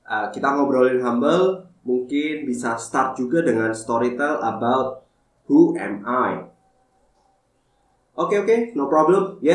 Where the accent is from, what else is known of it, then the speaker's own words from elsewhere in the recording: Sidoarjo, East Java, Indonesia; now in Jakarta, Indonesia; sampai 2020 gue memutuskan untuk balik ke Sidoarjo, kampung halaman gue untuk open my new uh, eh, F&B business.